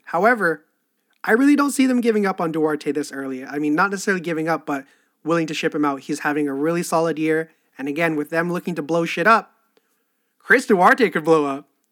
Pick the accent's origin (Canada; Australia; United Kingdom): Canada; I'm Canadian